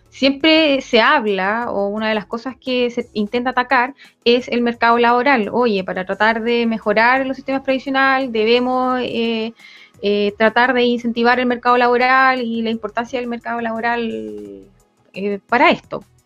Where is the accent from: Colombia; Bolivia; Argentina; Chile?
Chile; nosotros como, chilenos